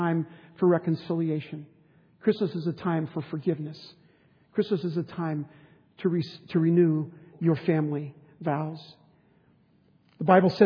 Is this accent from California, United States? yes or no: yes; San Diego, California, United States; I grew up in San Diego